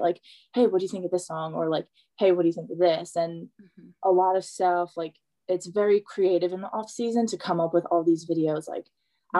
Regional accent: West Islip, New York, United States; My hometown is very like if you grow up here, you stay here.

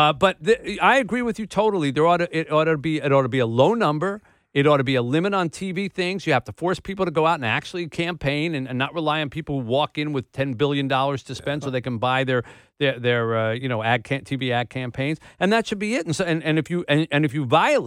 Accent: New Jersey, United States; now in Detroit, United States; my growing up in the East

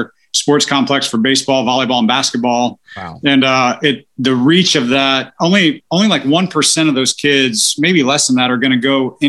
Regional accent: Maryland, United States; now in Cincinnati, United States; I grew up in Maryland

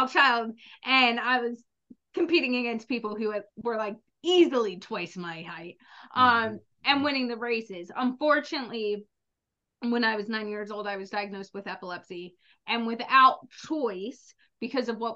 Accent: the South, United States; I was born in the South in the summer

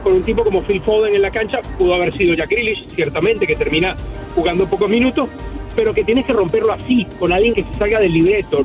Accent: Caracas, Capital District, Venezuela; escuelita de donde salí de Caracas

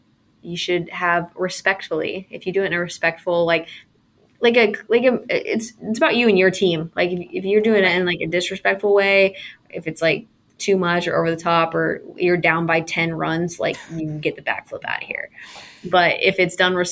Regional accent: West Coast, United States; I'm from the West Coast

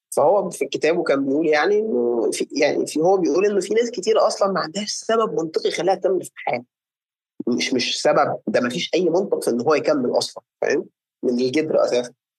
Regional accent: Egypt; عندنا في مصر

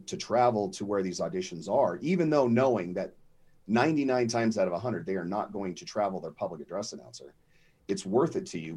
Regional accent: Colorado, United States; I'm actually from Colorado

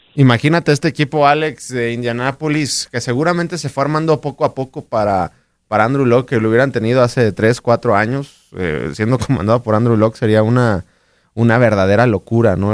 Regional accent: Mexico; como eh, mexicanos

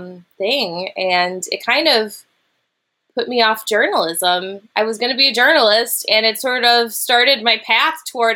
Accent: United States; also born or lived in London; I'm from America.

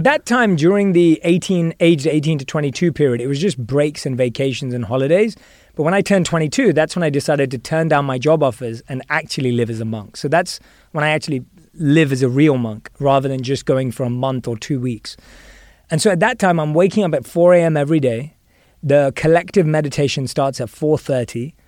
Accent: London, United Kingdom; moved away; I was born and raised in London

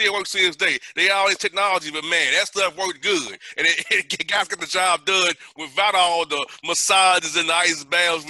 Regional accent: Atlanta, Georgia, United States; thank God we're from Atlanta.

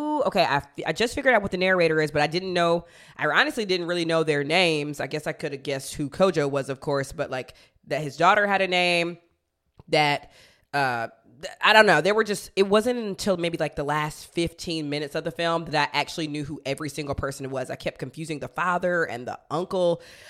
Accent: United States; I'm an American

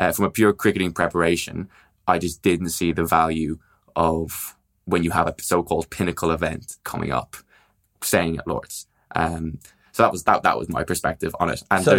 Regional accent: Ireland; as an Irish cricket journalist, you don't necessarily always have a full press box.

